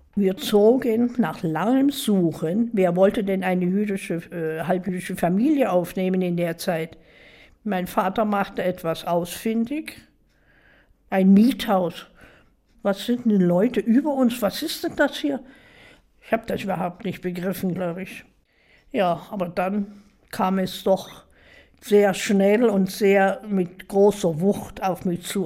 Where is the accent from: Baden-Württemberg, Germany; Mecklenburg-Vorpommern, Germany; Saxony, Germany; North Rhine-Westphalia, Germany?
Saxony, Germany; Dresden; Ja, ich bin in Dresden geboren